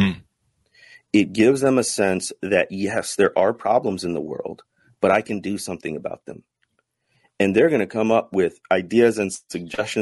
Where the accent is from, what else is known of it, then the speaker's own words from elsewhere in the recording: the Midwest, north of Chicago, Illinois, United States; I grew up in the Midwest, north of Chicago